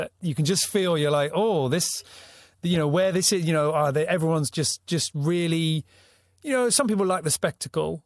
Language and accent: English; United Kingdom; also born or lived in Wales; as a Brit